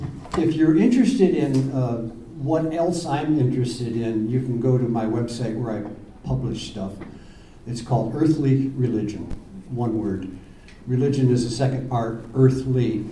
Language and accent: English; Ashland, United States; I'm from out of town. I'm from Ashland.